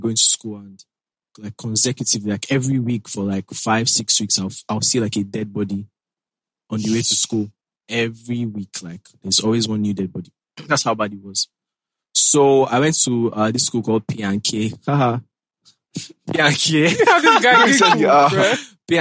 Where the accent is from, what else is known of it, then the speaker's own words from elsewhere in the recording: Lagos, Nigeria; I grew up in Mautu, Amuwa Odofin. That's around Festac. I grew up there. I spent 16 years there